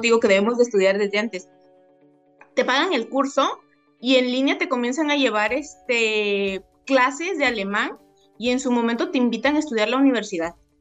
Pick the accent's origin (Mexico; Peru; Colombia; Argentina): Mexico; como mexicanos